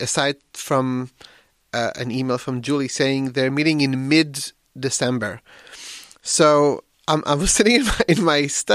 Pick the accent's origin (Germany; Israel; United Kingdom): Israel; now in Bellingham, United States; I'm originally from Israel, but I live in Bellingham, Washington right now